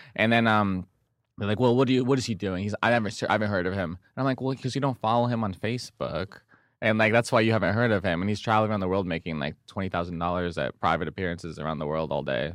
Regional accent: Del Mar, California, United States; I'm from San Di, I'm from Del Mar.

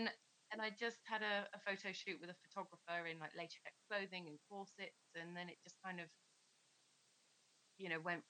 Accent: Plymouth, South West England, United Kingdom; I grew up in Plymouth

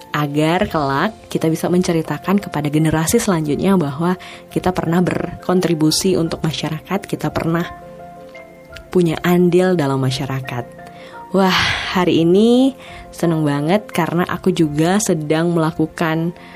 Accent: Langsa, Aceh, Indonesia; kota aku, kota Langsa

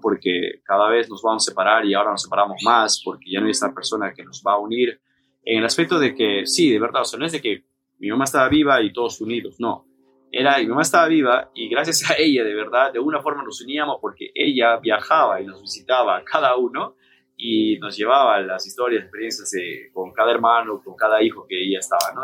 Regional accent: Peru; now in Mexico

